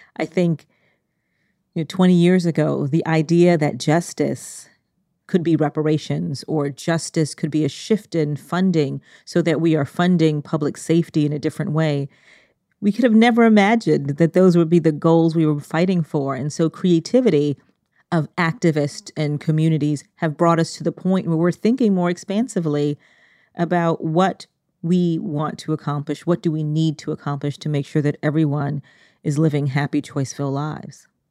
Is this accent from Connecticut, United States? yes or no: yes; Connecticut, United States; we grew up in Connecticut, one of the richest states in the country